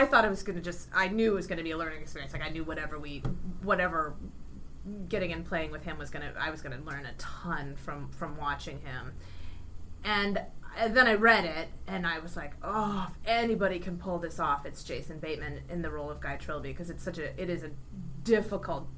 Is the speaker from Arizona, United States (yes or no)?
no; Ohio, United States; I grew up in Ohio